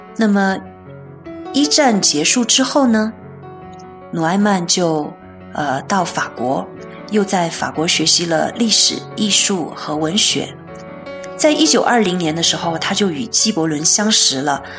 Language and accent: Chinese; China; 我们中国人